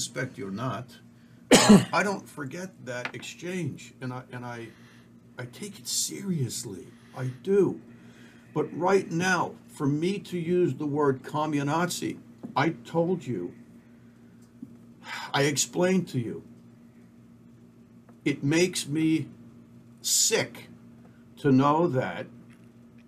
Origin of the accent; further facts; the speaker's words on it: United States; I am an American through and through